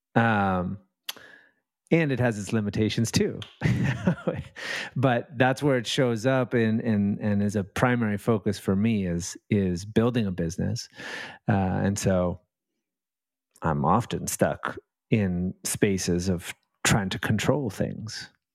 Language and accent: English; Vancouver, British Columbia, Canada; Out in Canada. I'm in, uh, in Lower Mainland, Vancouver, um, uh, West Coast